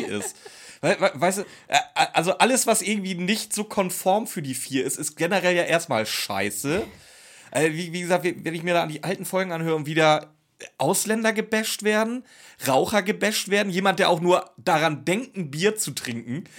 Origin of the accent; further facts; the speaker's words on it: Schleswig-Holstein, Germany; ich komme aus Schleswig-Holstein, wir hatten ja nichts. Wir haben heute noch nichts da oben.